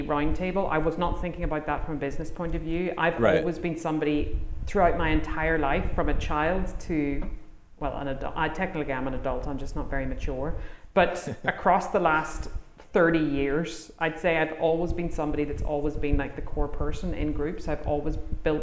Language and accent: English; Ireland; I'm from Ireland